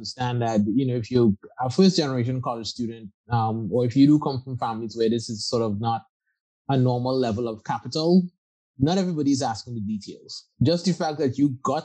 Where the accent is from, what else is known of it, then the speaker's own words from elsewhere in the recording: Trinidad & Tobago; moved away as an adult; now in United States; I was born and raised in Trinidad and Tobago. So I'm from the Caribbean. I came to the US for college as a 19-year-old.